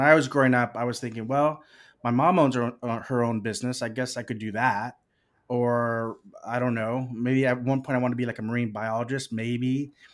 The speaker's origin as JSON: {"language": "English", "town": "Corpus Christi", "region": "Texas", "country": "United States", "tie": "born or raised there", "said": "they shot The Legend of Billie Jean in my hometown"}